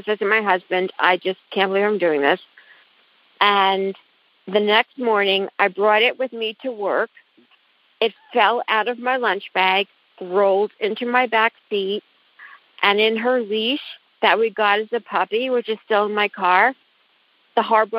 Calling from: New Jersey, United States; I'm calling from New Jersey.

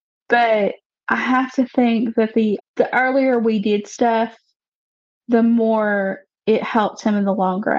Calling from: Alabama, United States; I live in a little sub-community in North Alabama.

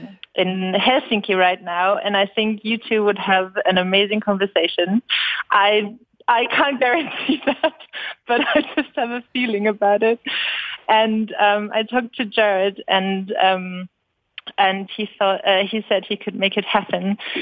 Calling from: Berlin, Germany; I'm really excited because I'm actually calling from Berlin.

